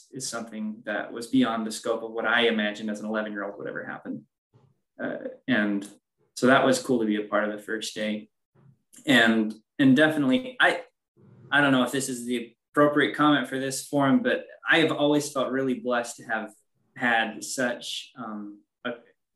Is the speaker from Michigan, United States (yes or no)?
yes; Midland, Michigan, United States; now in Dearborn, United States; I live in Dearborn, Michigan, and I am also from Midland, Michigan.